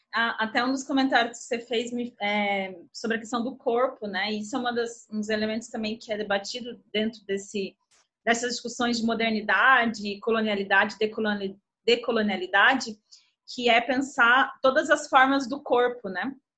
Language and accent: Portuguese; Brazil; enquanto brasileiras e brasileiros